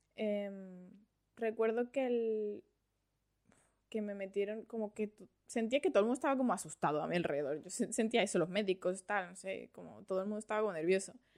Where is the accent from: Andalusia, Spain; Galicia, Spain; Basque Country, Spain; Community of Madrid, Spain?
Community of Madrid, Spain; Madrid; also born or lived in Valencia, Venezuela; now in Australia; yo nací en Venezuela, en, Valencia. Sí, en Valencia. Lo que pasa es que cuando era pequeña me fui a España, a Madrid. He pasado toda la vida allí, fui al colegio allí, al instituto allí, todo.